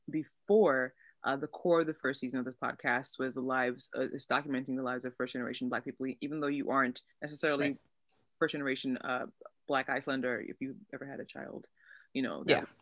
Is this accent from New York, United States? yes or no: yes; New York City, New York, United States; I live in New York, born and raised in Brooklyn